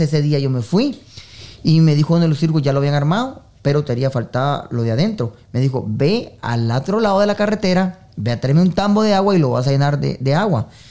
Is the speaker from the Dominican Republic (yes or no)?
no; Esquipulas, Chiquimula, Guatemala; now in United States; yo soy originario de Guatemala, Esquipulas, eh, de la eterna primavera de Esquipulas.